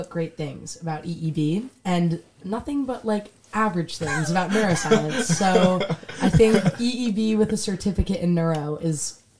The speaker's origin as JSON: {"language": "English", "area": "Westchester", "region": "New York", "country": "United States", "said": "I'm from Westchester, New York."}